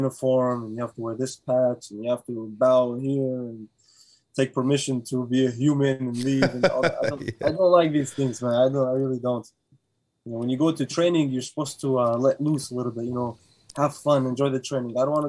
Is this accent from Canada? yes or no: no; Sharjah, United Arab Emirates; moved away; But yeah, you can say I spent my childhood days there. Like, I grew up in Sharjah. Well, that's home for me. That's part of home.